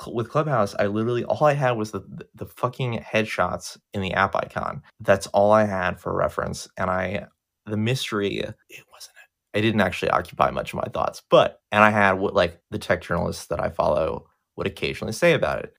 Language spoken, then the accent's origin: English; United States; I'm an American and I've never been outside the country